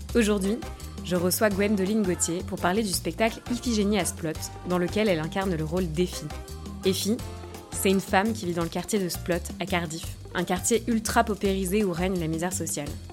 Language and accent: French; Périgord, Nouvelle-Aquitaine, France; also born or lived in Liège, Belgium; now in Brussels, Belgium; Mais je suis originaire du Périgord, dans le sud-ouest de la France.